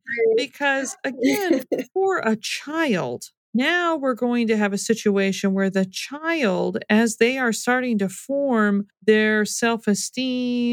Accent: United States; I was raised in the American culture

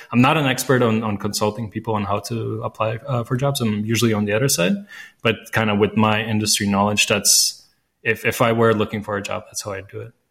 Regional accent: Latvia; first language Latvian; English is a second language; I speak Latvian. That's my mother tongue.

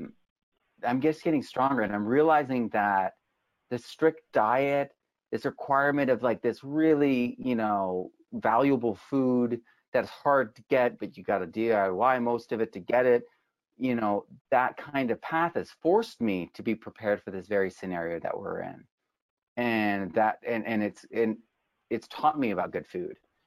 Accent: New England, United States; moved away; also born or lived in New York City; I grew up in New England, kind of like the Horn of America.

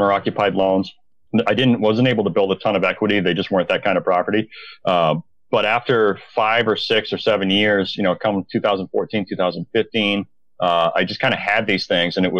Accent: Maine, United States; also born or lived in Bangor, Maine; I'm from Maine originally

